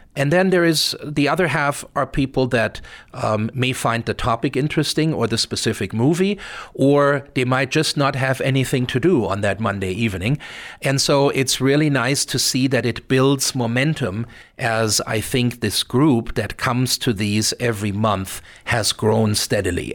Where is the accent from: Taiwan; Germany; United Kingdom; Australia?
Germany; near Frankfurt, Hesse; now in Missoula, United States; I spend a lot of time, uh, growing up in Germany, uh, in Frankfurt, um, which, uh, was only about thirty miles away from where I grew up.